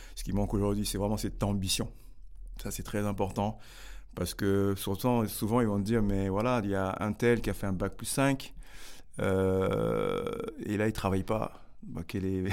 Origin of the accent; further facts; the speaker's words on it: Grigny, Île-de-France, France; moved away as an adult; also born or lived in Senegal; now in Bordeaux, France; j'ai grandi à Grigny